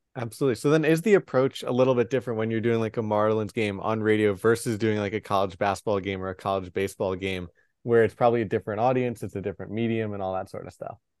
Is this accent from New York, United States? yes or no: yes; New York, United States; as a New Yorker.